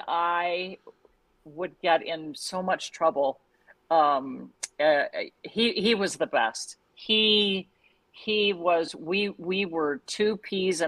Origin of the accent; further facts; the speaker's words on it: St. Joseph, Missouri, United States; moved away as an adult; also born or lived in Joplin, Missouri / Moline, Illinois / Miami, Florida; now in Cleveland, United States; I started in St. Joseph, Missouri, my hometown.